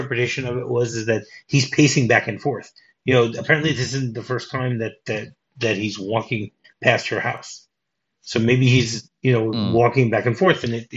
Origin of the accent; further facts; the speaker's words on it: United States; moved away; when I grew up in the States, in the suburbs